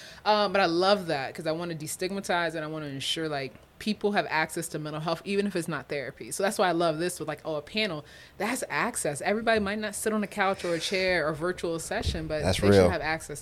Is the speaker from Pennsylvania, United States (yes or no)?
no; Florida, United States; now in Iowa, United States; I'm from Florida